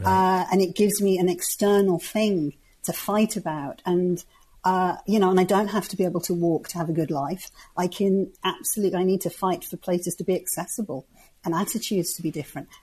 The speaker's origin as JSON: {"language": "English", "area": "the Wirral", "region": "North West England", "country": "United Kingdom", "said": "I come from the northwest. I come from the Wirral, which is near Liverpool."}